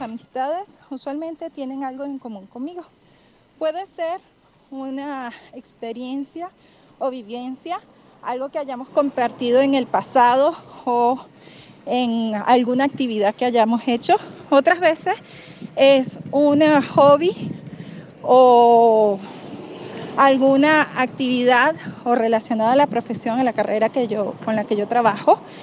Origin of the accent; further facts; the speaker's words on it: Venezuela; now in Guadalajara, Mexico; soy venezolana, viviendo aquí en Guadalajara